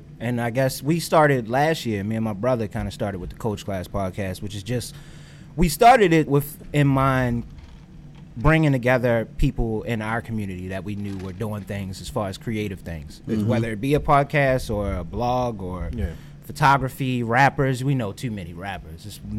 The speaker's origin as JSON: {"language": "English", "town": "Baltimore", "region": "Maryland", "country": "United States", "tie": "born or raised there", "said": "I'm just an average kid from Baltimore."}